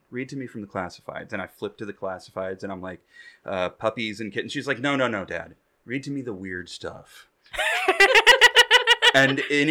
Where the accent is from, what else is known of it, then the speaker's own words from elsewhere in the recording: Indiana, United States; my Indiana roots